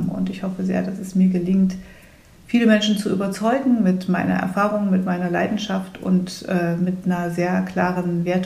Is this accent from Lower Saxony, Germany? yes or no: no; Thuringia, Germany; deswegen werde ich trotzdem hoffentlich viel unterwegs sein können, in meiner Heimat in Thüringen, aber auch bundesweit